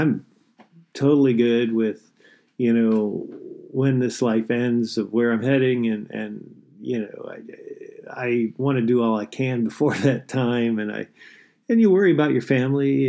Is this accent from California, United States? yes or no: no; Michigan, United States; now in St. Paul, United States; I'm from Michigan originally. I grew up in a little town there, about 800 people.